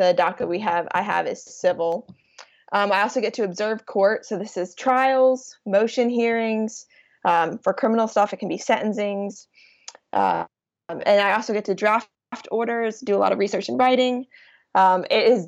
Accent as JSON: {"language": "English", "town": "Rock Hill", "region": "South Carolina", "country": "United States", "tie": "born or raised there", "said": "I grew up in Rock Hill, South Carolina"}